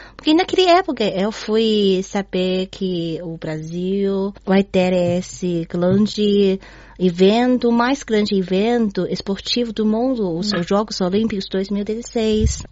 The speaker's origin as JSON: {"language": "Portuguese", "region": "Beijing", "country": "China", "also_born_or_lived": "Rio de Janeiro, Brazil", "second_language": "Portuguese", "moved": "as an adult", "said": "Sou de Beijing"}